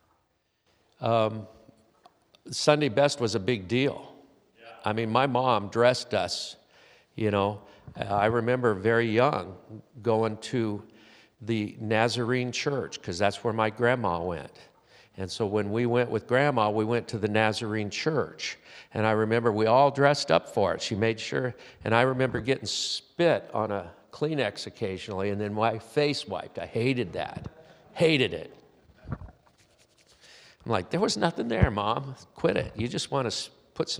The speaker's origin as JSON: {"language": "English", "region": "Southern California", "country": "United States", "said": "I'm from Southern California, where I spent most of my life"}